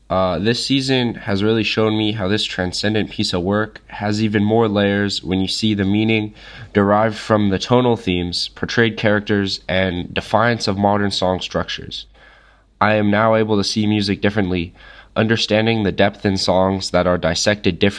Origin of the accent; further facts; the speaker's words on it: Portugal; I am from Portugal.